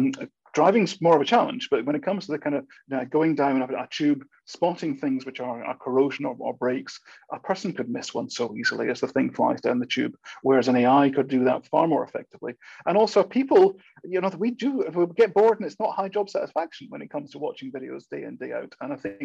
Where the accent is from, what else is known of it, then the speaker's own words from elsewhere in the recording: Scotland, United Kingdom; accent: Scottish; I'm a Scotsman, as my accent may or may not be coming out across too strongly these days. It depends how often I've been back to Scotland to determine this.